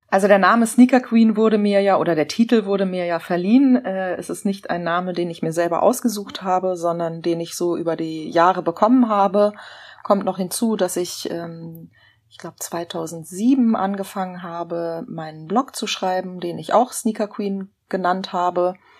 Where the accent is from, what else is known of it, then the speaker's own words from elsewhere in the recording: Berlin, Germany; ich bin tatsächlich in einem Teil von Berlin aufgewachsen